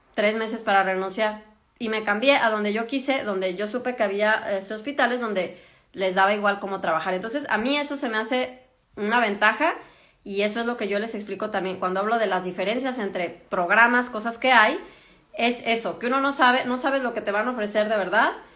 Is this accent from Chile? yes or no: no; Mexico; moved away as an adult; now in Germany; yo que soy de México